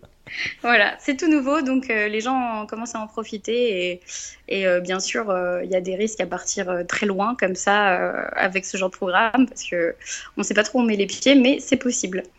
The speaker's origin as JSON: {"language": "French", "town": "Rouen", "region": "Normandy", "country": "France", "also_born_or_lived": "Cergy-Pontoise", "lives_now": "Évreux, France", "said": "je suis originaire euh, de la région de Rouen"}